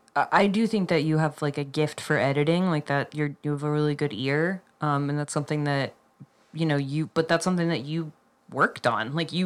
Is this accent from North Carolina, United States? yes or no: no; Colorado, United States; we're from Colorado